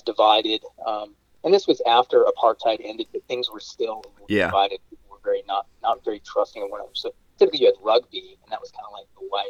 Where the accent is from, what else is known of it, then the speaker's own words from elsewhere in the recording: Florida, United States; growing up in Florida, you get little grass snakes and whatnot.